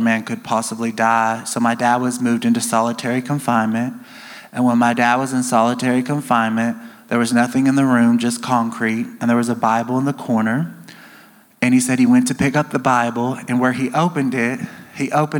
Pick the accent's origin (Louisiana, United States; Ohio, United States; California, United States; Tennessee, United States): Tennessee, United States; near Nashville; moved away; also born or lived in Alabama / Georgia; I grew up near Nashville, Tennessee